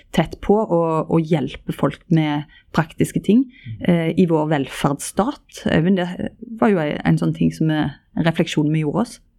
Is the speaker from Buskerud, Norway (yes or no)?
no; Ryfylke, Rogaland, Norway; i Ryfylke, der jeg er ifra